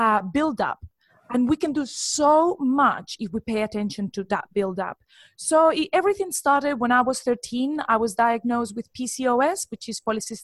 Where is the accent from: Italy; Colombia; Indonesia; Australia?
Colombia; moved away as an adult; now in United Kingdom; I'm actually from Colombia, but I've been living in the UK for the past 11 years.